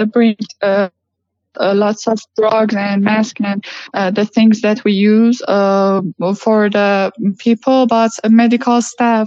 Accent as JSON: {"language": "English", "country": "Iran", "said": "I'm from Iran"}